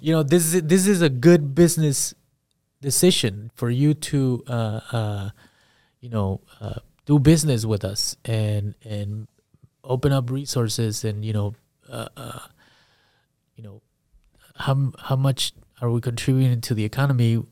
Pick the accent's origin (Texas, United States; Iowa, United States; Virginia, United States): Iowa, United States; Perry; also born or lived in Guatemala / California; I grew up in Perry